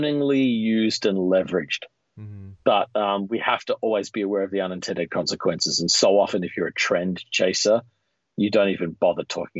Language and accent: English; Australia; moved away as an adult; now in United States; growing up in Australia